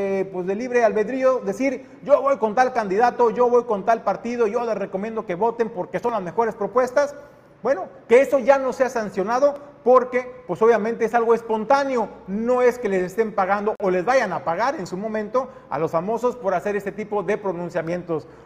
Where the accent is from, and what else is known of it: Mexico